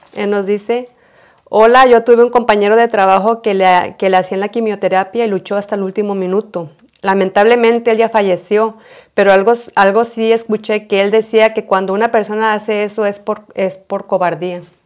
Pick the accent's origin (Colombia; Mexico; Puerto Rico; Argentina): Mexico; nosotros como mexicanos